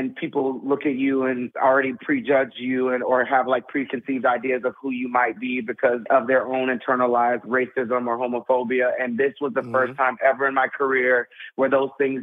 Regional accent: Texas, United States; I grew up in Texas taking dance class my entire life

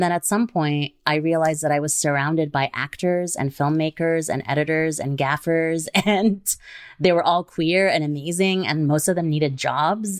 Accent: Kuwait; I grew up in Kuwait

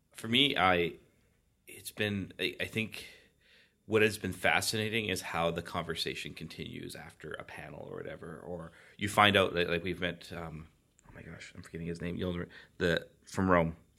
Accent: Canada; I hail from a foreign land, a foreign land called Canada

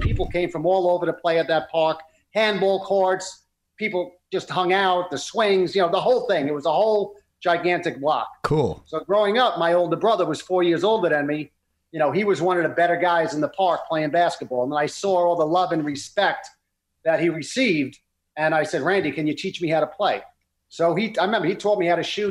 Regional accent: New York City, New York, United States; we grew up in Brooklyn

